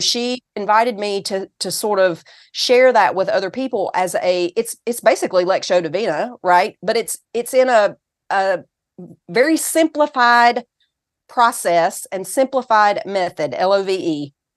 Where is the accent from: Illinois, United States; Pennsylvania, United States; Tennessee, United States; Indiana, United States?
Tennessee, United States; accent: Southern; also born or lived in California; So, I'm from Tennessee, and I was born in California, actually.